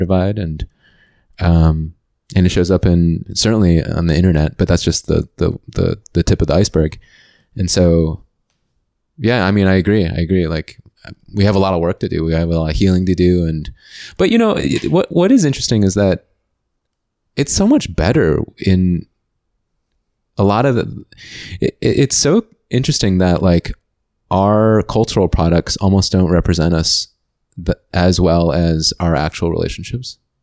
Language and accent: English; United States; moved away as an adult; also born or lived in China; I'm from the United States